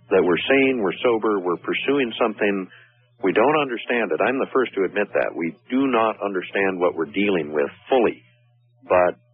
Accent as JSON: {"language": "English", "region": "Missouri", "country": "United States", "tie": "born or raised there", "said": "Also, I was born in Missouri, so these things I have to see with my own eyes."}